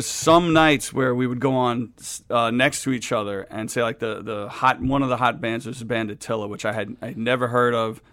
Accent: New York City, New York, United States; growing up in Queens, I used to see Dee Dee Ramone all the time in my neighborhood

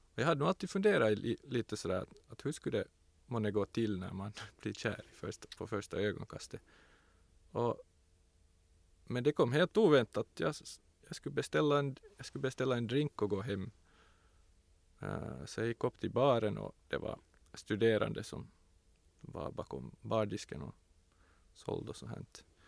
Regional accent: Tenala, Uusimaa, Finland; I Tenala var det ju ingen mångfald. Det fanns inte en enda som inte var vit

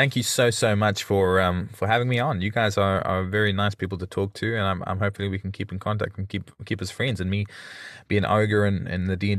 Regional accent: New Zealand; also born or lived in South Africa; I'm from New Zealand, and they say, oh, is that in Australia? Or one girl said, oh yeah, I said I was born in South Africa

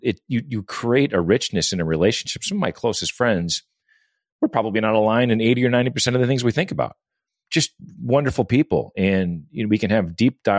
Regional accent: Midwest, United States; I'm a Midwest guy

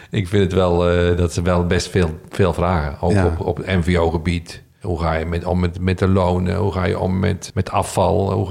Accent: Netherlands; En dat zijn we Nederlanders niet gewend.

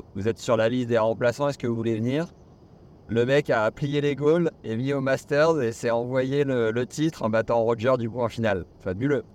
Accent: Nevers, Bourgogne-Franche-Comté, France; moi je suis de Nevers

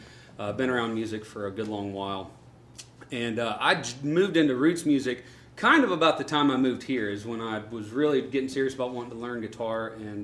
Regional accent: Alabama, United States; moved away as an adult; I was born and raised in Alabama. I lived there until I was out of college, and then I moved up here.

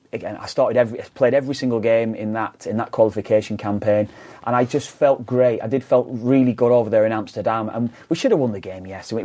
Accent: Preston, North West England, United Kingdom; I'm from Preston

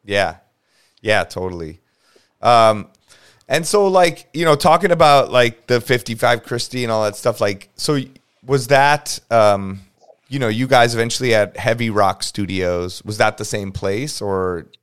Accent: Los Angeles, California, United States; born and raised

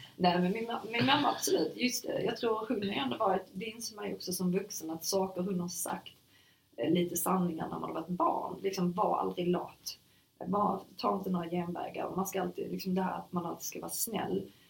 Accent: Sweden; also born or lived in Germany; jag var enda svensk

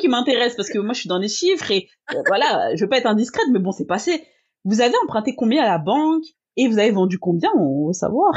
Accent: France; comme chez nous en France

